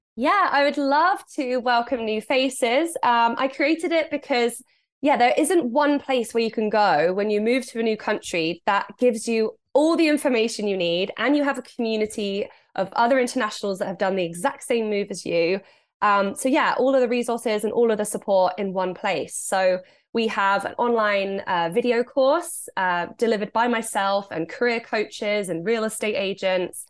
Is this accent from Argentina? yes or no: no; England, United Kingdom; moved away as an adult; now in Canada; I'm from England, so I'm not used to much snow at all